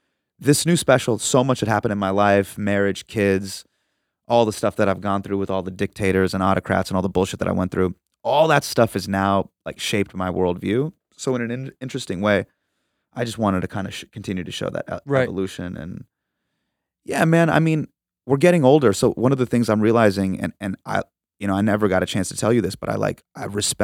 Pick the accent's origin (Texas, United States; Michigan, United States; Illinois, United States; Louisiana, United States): Texas, United States; Dallas; No, I'm from Dallas.